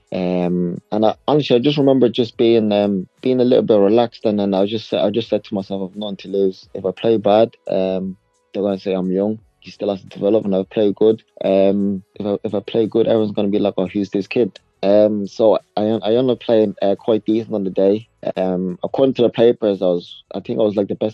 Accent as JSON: {"language": "English", "country": "South Africa", "moved": "yes"}